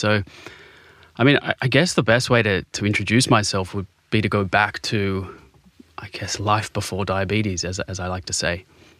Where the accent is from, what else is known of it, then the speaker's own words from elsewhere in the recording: Sydney, New South Wales, Australia; So before being diagnosed, I grew up in Bondi. I had the best upbringing you could have, you know.